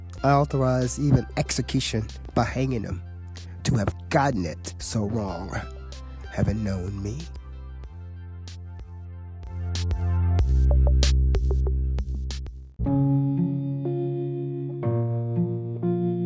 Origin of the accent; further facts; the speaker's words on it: United States; I'm an American